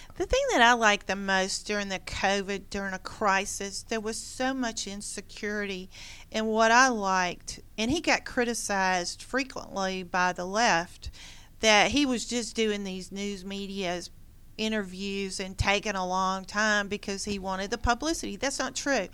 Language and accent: English; Gwinnett County, Georgia, United States; also born or lived in Loganville, Georgia / Forsyth County, Georgia; I grew up here in Gwinnett County